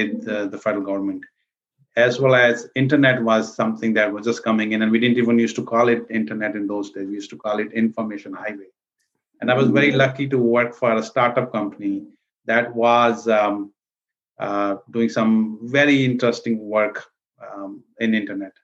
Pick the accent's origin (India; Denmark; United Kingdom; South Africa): India; moved away as an adult; also born or lived in New York City; now in United States; I was born and raised in India. And I came here actually to New York City in 91 to pursue my MBA